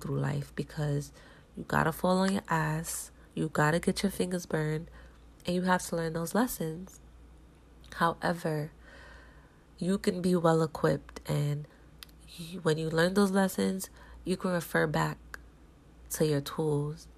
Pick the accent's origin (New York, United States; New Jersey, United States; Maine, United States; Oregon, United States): New York, United States; growing up in New York